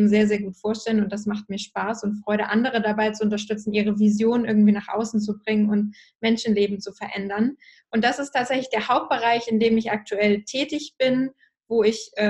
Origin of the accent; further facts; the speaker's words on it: Hamburg, Germany; Ich bin tatsächlich in Hamburg aufgewachsen, also quasi bei euch um die Ecke witzigerweise